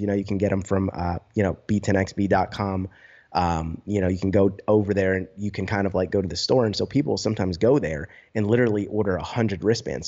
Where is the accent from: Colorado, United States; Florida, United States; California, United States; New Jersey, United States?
New Jersey, United States; moved away as an adult; also born or lived in High Point, North Carolina; I'm from New Jersey originally